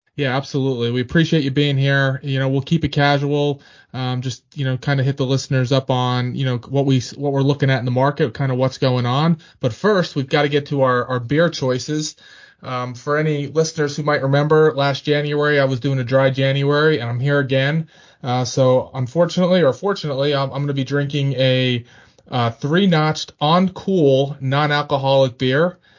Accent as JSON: {"language": "English", "region": "Pennsylvania", "country": "United States", "moved": "yes", "lives_now": "Richmond, United States", "said": "I'm from Pennsylvania"}